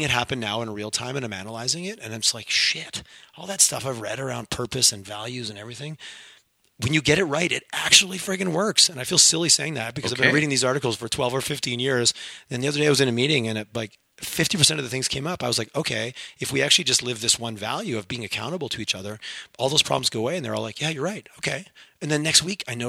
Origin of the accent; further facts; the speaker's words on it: Montreal, Quebec, Canada; first language English; now in Alberta, Canada; growing up in Montreal and Quebec